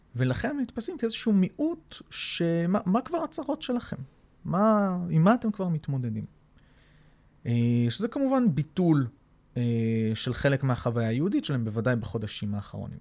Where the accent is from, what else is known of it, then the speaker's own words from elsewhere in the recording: Israel; אני ישראלי גאה